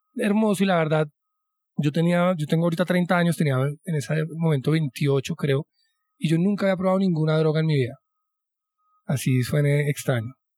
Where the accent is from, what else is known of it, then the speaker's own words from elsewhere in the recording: Colombia; como colombianos